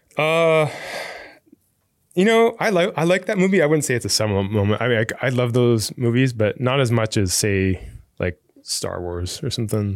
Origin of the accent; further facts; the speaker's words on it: Fremont, California, United States; I grew up in Fremont, which is, like, right across the bay here